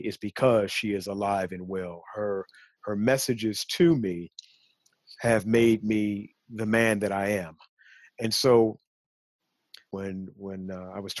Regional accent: Chicago, Illinois, United States; At the age of 12, growing up in Chicago

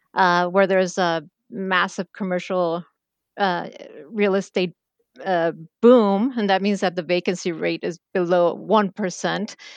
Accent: Mexico City, Mexico; especially Mexico City, I would highly recommend my hometown

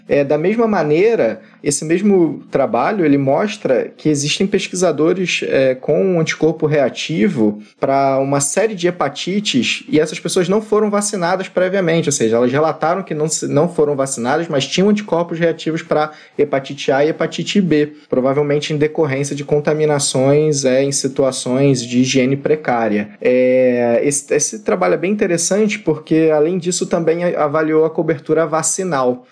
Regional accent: Rio de Janeiro, Brazil; Eu, por exemplo, sou do Rio de Janeiro

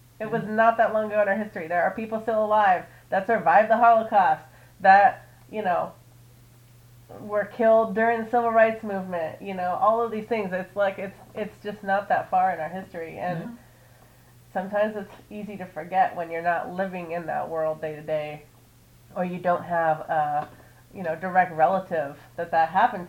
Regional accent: Pacific Northwest, United States; moved away as an adult; also born or lived in Tennessee; I grew up in the Pacific Northwest

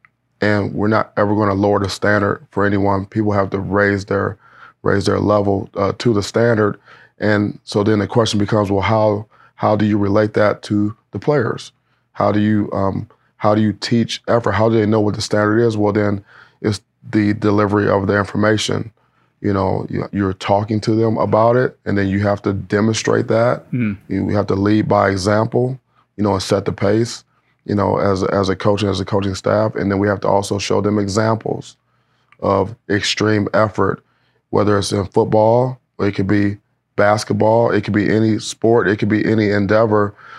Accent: Cleveland, Ohio, United States; also born or lived in Wisconsin; you know, I'm from Cleveland. I went to Wisconsin. You know, I'm a Big Ten guy

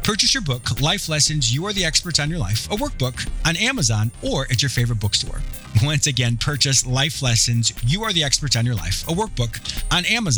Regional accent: Canada; also born or lived in United States; Like I grew up, I'm American, but I grew up in Canada. My parents had a rustic fishing resort.

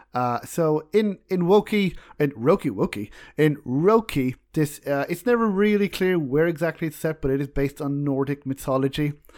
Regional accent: Ireland; We're both Irish

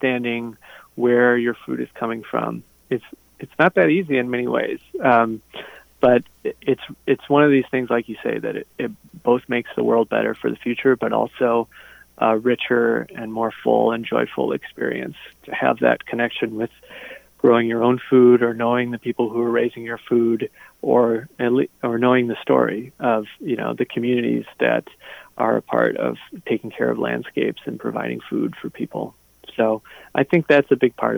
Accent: Kickapoo Valley, southwestern Wisconsin, United States; I grew up in the Driftless area, the Kickapoo Valley in southwestern Wisconsin

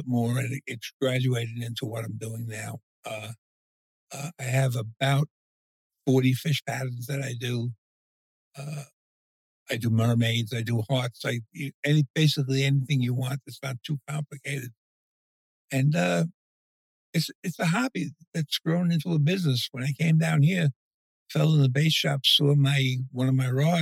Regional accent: New York City, New York, United States; moved away as an adult; now in St. James City, United States; I started out as a child growing up in East New York, Brooklyn, Catholic upbringing

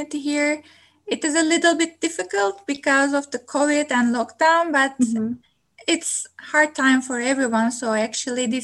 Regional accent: Turkey; now in Kingston, Canada; I'm originally from Turkey

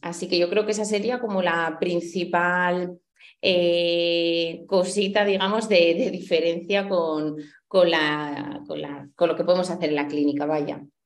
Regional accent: Huesca, Aragon, Spain; soy de Huesca

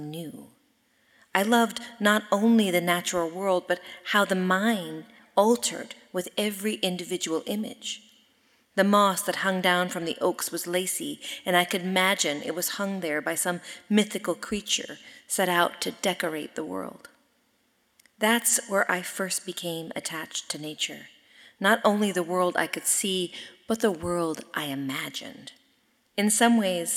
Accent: Sonoma, California, United States; I am from Sonoma, California, and I grew up in a place where nature was in everything that we did

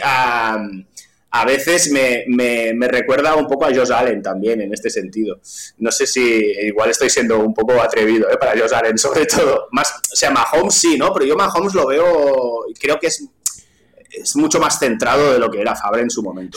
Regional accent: Vilanova i la Geltrú, Catalonia, Spain; accent: Catalan; first language Catalan; Spanish is a second language; yo soy, soy de Vilanoveles del Tru, que es un pueblo que está al lado de Siches

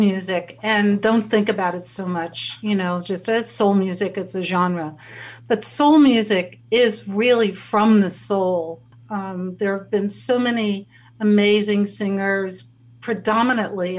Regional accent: Cincinnati, Ohio, United States; I grew up in Cincinnati

